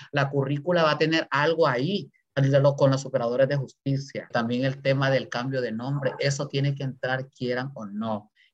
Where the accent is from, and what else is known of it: Honduras; moved away